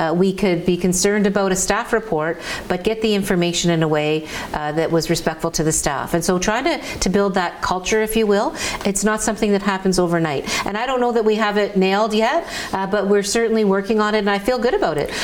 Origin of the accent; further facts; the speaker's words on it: Hamilton, Ontario, Canada; my my hometown, my roots